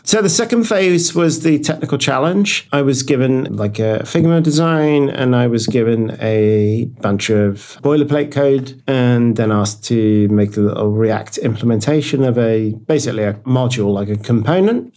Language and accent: English; United Kingdom; now in Norway; I'm British, but we're based in Norway, our company